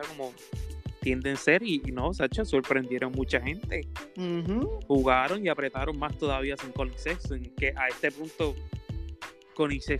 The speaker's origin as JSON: {"language": "Spanish", "region": "Kentucky", "country": "United States", "said": "yo soy de Kentucky"}